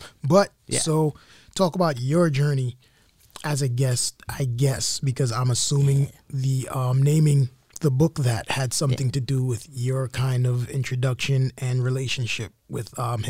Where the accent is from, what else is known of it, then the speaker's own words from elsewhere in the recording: New York City, New York, United States; I am from East Flatbush, Brooklyn, New York.